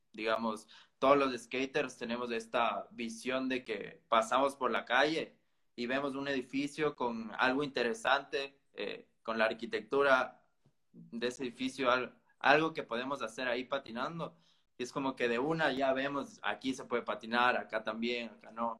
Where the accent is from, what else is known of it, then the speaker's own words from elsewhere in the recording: Ecuador; yo soy ecuatoriano